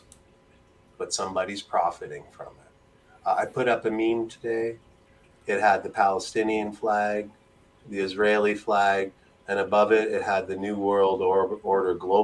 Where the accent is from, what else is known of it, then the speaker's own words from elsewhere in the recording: Mississauga, Ontario, Canada; also born or lived in Toronto; I'm from Ontario